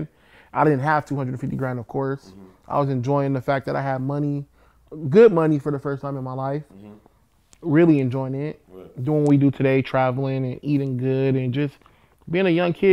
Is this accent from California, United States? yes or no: yes; Compton, California, United States; I'm from Compton